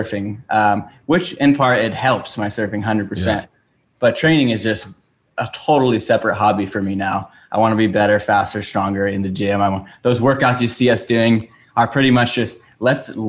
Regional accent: Oahu, Hawaii, United States; I grew up on Oahu in Hawaii, which is an island.

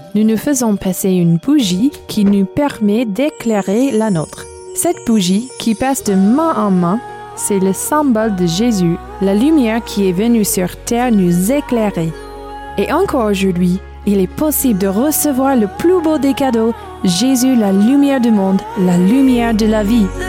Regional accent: southern California, United States; Bienvenue chez moi aux États-Unis, dans le sud de la Californie

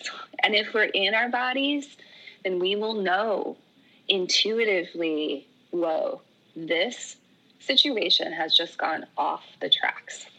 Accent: Oregon, United States; moved away; I'm from Oregon. Oregon's where I call home

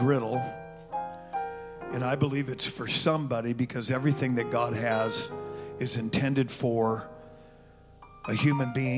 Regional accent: California, United States; moved away as an adult; I was born and raised in California, and my first winter here

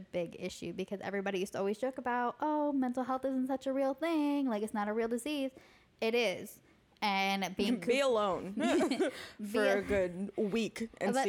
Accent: United States; as Americans

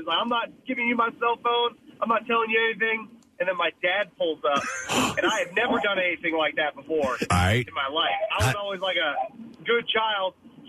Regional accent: Lower Providence, Pennsylvania, United States; I'm from Lower Providence, Pennsylvania

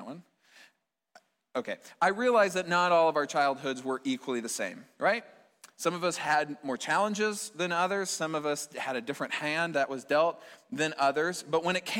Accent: Fort Dodge, Iowa, United States; my hometown in Fort Dodge

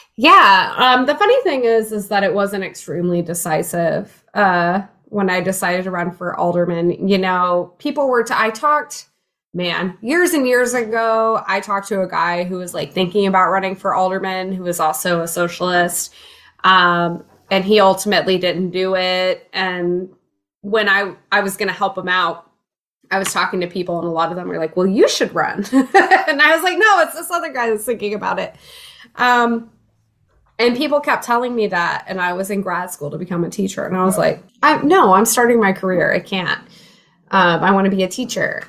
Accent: rural Illinois, United States; also born or lived in Jacksonville, Florida; now in Chicago, United States; I grew up in Illinois though. I uh, was in rural Illinois for a long time. Uh, moved to Chicago as a teenager

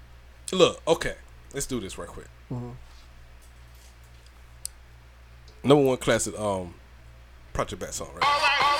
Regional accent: the South, United States; I'm from the South

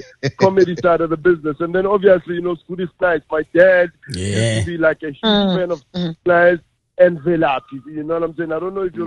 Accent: South Africa; growing up in Gassi, especially, you know, township in South Africa

